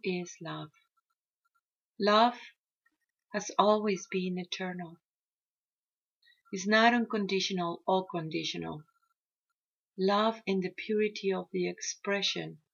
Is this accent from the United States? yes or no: no; Mexico; I come from the Maya Mexica tradition